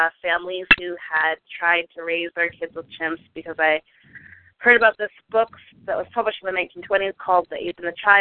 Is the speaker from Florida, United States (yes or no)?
no; Boston, Massachusetts, United States; moved away; also born or lived in Brooklyn; I am a Bostonian who no longer lives in Boston and hasn't for a long time